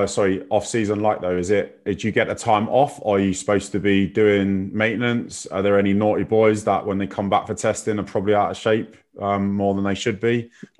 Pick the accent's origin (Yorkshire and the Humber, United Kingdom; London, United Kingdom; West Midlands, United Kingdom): London, United Kingdom; Kingston upon Thames; also born or lived in Parsons Green, London; I grew up in Kingston. That's where I'm from.